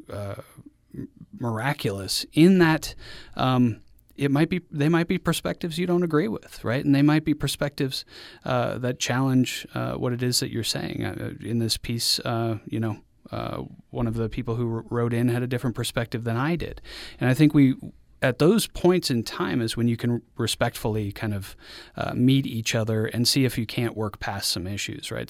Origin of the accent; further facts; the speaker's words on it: Mexico; now in Utah, United States; growing up in Mexico